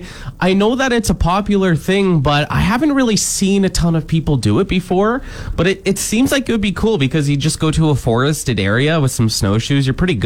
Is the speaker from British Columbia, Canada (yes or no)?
no; Cambridge, Ontario, Canada; born or raised there; now in Saskatchewan, Canada